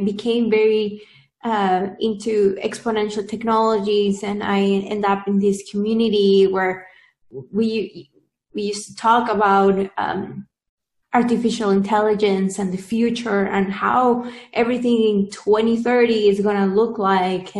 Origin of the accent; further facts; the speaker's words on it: Peru; now in Silicon Valley, United States; I'm originally from Peru